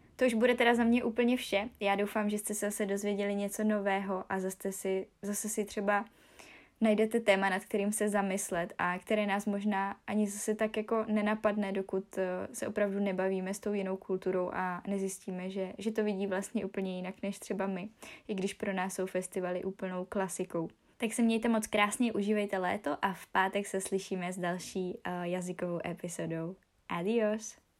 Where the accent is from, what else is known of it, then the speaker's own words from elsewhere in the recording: Ostrava, Moravian-Silesian Region, Czechia; u nás v Ostravě